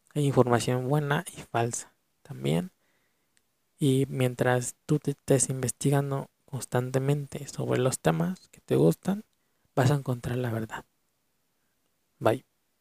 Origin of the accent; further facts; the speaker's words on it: Mexico; En mi país de México